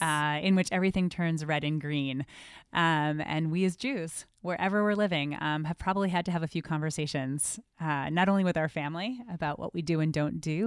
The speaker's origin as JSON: {"language": "English", "region": "New Jersey", "country": "United States", "tie": "born or raised there", "moved": "yes", "said": "I grew up in New Jersey. Yes, I hide it well, but I fully from New Jersey"}